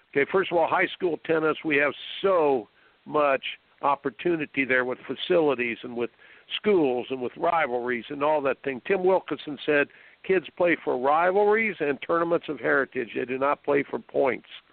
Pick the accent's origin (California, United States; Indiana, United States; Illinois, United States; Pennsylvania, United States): Indiana, United States; I grew up in Indiana